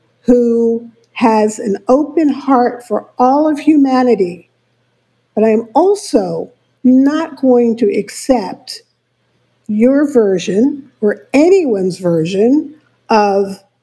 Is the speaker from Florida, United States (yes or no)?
no; New York City, New York, United States; I was born and raised in New York City